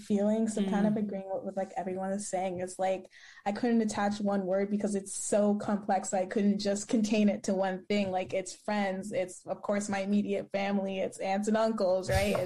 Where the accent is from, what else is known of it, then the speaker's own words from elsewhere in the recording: Ottawa, Ontario, Canada; I grew up in Ottawa, Ontario, lived here my whole life